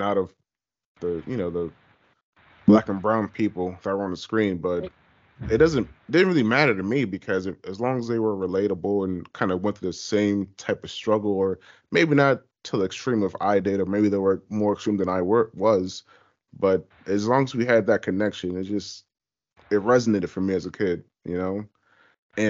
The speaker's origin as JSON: {"language": "English", "region": "the South", "country": "United States", "said": "I'm from the South, from, you know, grew up in the church"}